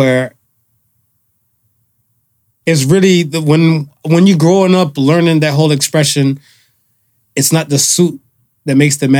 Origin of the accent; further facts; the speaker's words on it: United States; me growing up in America